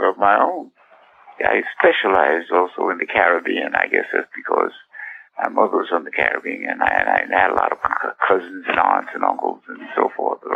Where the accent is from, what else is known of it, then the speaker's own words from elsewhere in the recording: New York City, New York, United States; I grew up in Brooklyn, New York